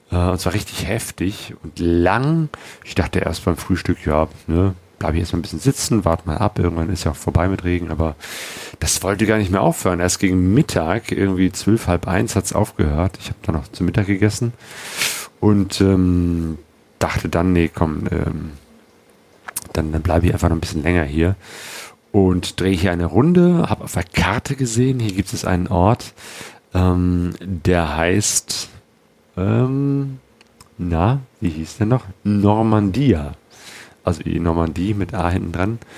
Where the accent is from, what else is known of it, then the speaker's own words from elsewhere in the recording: Germany; der hat sofort rausgehört, dass ich nicht aus Brasilien komme. Und dann habe ich natürlich auch erzählt, ich komme aus Deutschland